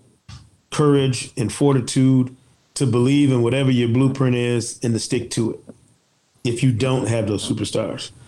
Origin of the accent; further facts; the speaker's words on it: Michigan, United States; I'm from Michigan